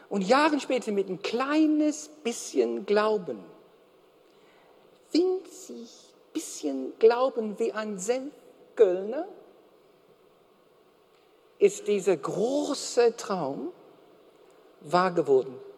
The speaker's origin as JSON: {"language": "German", "country": "Australia", "second_language": "German", "said": "Na, ich bin Australier."}